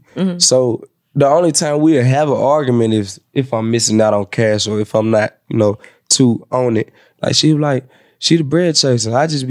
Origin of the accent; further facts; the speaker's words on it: Jamaica; I'm Jamaican.